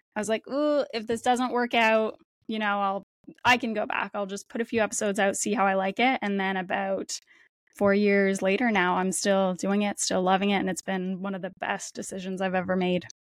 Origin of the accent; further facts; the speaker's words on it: Windsor, Ontario, Canada; moved away as an adult; now in Toronto, Canada; I grew up just across the border in Windsor, Ontario, in Canada